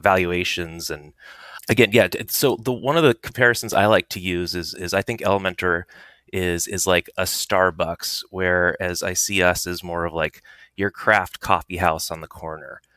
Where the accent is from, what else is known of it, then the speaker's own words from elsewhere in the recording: Silicon Valley, California, United States; I grew up in Silicon Valley, reading Hacker News